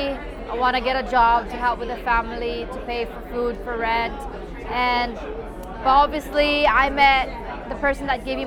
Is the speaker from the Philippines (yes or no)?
yes; Philippines; coming from Philippines